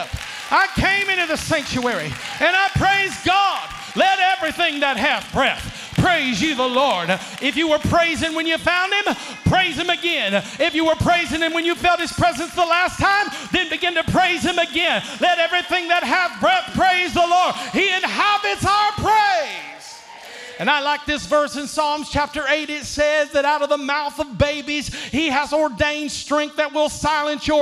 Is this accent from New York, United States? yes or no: no; Akron, Ohio, United States; I'm from Akron, Ohio